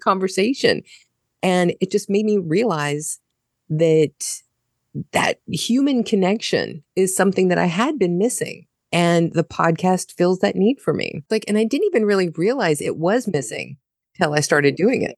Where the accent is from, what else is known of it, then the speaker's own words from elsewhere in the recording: United States; moved away as an adult; now in Germany; I'm an American living in Germany